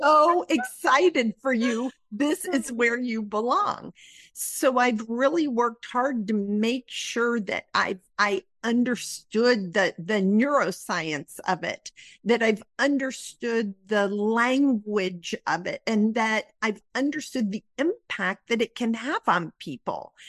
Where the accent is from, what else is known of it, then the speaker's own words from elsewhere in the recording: Midwest, United States; I was raised in the Midwest in a conservative area